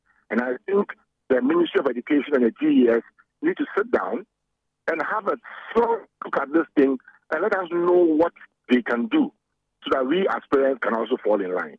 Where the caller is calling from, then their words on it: Accra, Greater Accra, Ghana; I'm calling from Accra, Adabaka.